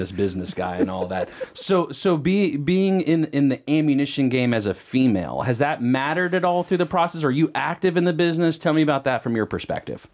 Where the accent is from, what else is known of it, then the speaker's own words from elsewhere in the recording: Huntersville, North Carolina, United States; I grew up in Norristown